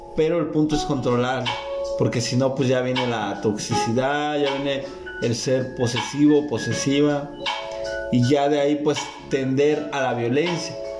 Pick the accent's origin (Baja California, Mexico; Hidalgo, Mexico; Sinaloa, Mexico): Baja California, Mexico; Tijuana; nosotros somos de Tijuana